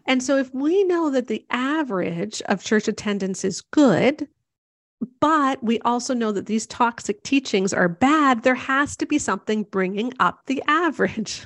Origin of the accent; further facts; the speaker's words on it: Canada; I'm Canadian